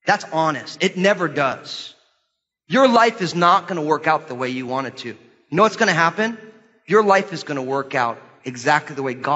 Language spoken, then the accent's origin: English; United States; our lives as American Christians